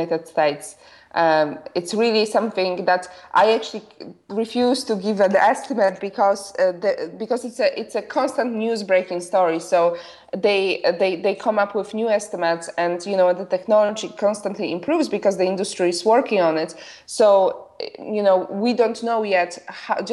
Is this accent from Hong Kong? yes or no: no; Poland; moved away as an adult; I was born and raised in Poland. I only left when I was 21.